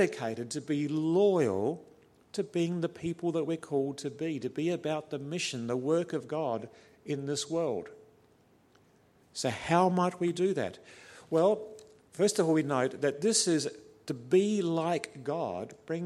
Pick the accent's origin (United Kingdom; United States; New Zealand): New Zealand; also born or lived in Australia; I'm fairly passionate in my Kiwi blood as a New Zealander.